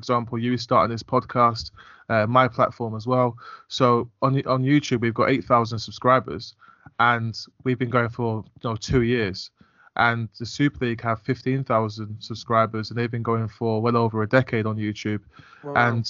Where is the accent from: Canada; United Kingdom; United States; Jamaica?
United Kingdom; London; And I grew up in North London, so Ali Pally, where they play the World Darts Championships, I used to drive past it on the way to school all the time on Boswell Hill.